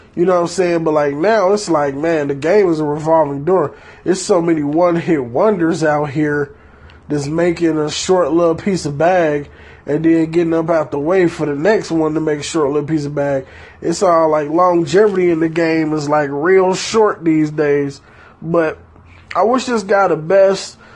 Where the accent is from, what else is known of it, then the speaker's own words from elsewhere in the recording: Detroit, Michigan, United States; I was raised in Detroit, Michigan, in a highly gang affiliated type 2 areas